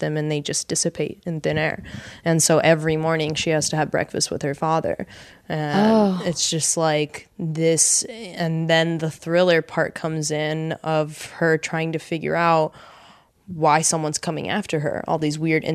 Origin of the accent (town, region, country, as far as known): Los Angeles, California, United States; born or raised there; also born or lived in Miami, Florida, United States